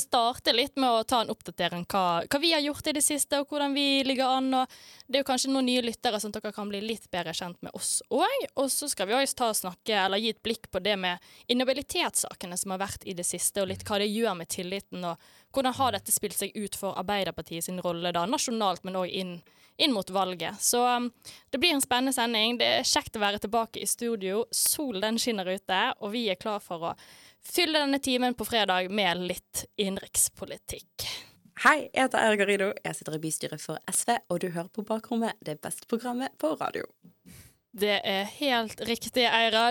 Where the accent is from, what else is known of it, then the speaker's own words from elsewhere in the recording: Bergen, Vestland, Norway; så er jeg fra Bergen òg